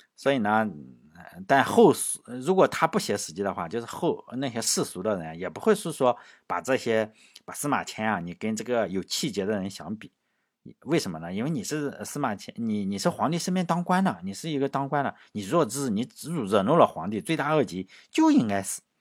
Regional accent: China; 我们中国人

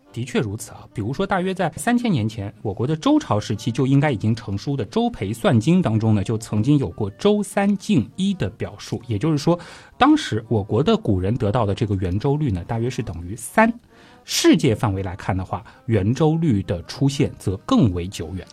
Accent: China; 我们中国人更习惯叫这个是勾股定理啊

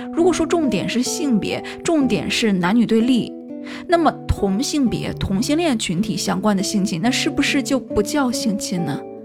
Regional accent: China; 我是个中国人

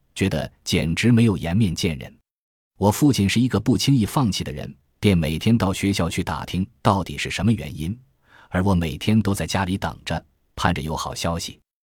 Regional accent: Sichuan, China; 我的童年时代是住在四川省文联的大院里

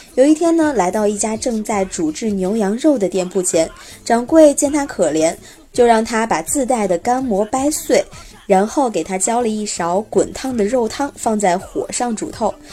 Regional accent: Xi'an, Shaanxi, China; 我的家乡陕西西安

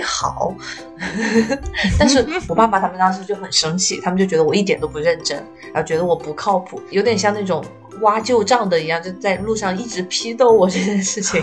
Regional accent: China; now in United States; 我是中国人，我，我英语不是母语

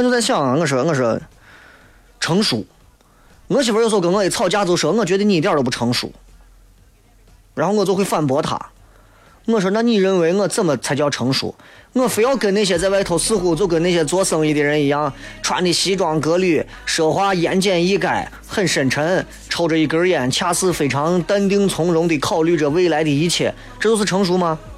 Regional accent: Xi'an, Shaanxi, China; 我作为一个西安人

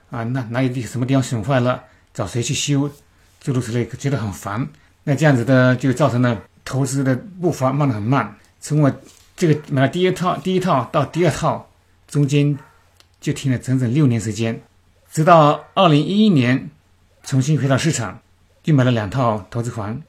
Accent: China; moved away as an adult; now in New Zealand; 我们中国人都比较喜欢买新的东西、新的房产

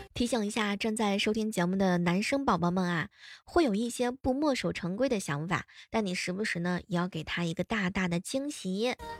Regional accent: Xuzhou, Jiangsu, China; 代表我们徐州

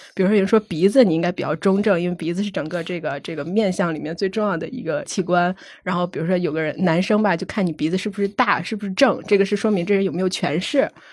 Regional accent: Shanxi, China; 因为我山西人嘛，我们那边儿其实还挺流行的

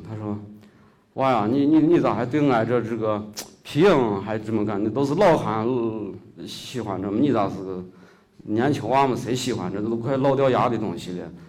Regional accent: Shaanxi, China; accent: Shaanxi dialect; first language Shaanxi dialect; moved away; also born or lived in Beijing; 我家也是，呃，那方土地的人，呃，从小在那个地儿长大

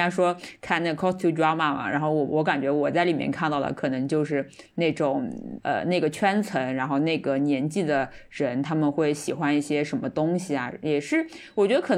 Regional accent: Shanghai, China; 就就我们上海人可能就或者说是我们年龄大一辈的人，他们看可能是看到很多是讲上海话，那么觉得很很有亲切感。

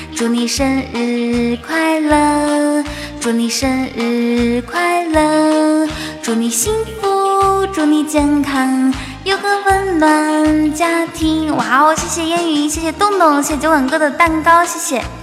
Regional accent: Inner Mongolia, China; 在家里面啊。内蒙古。

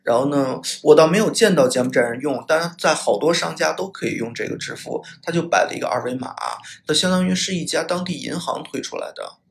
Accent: China; 来自中国

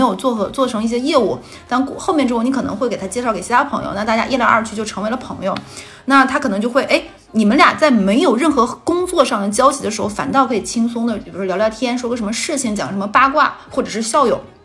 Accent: Northeast China, China; accent: Northeastern Mandarin; moved away; 那我们第一个王炸故事呢，就来自于我的家乡的呼唤

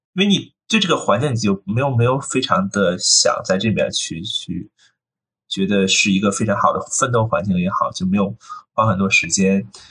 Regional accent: near Renmin University of China, Beijing, China; also born or lived in Hong Kong; 我其实出生在一个比较简单的一个环境里，就是我出生在就是现在的就是，啊，中国人民大学这附近。然后当然那时候，其实我小时候，人民大学附近，那时候还没有现在这么繁华。那时候其实周围都是农田

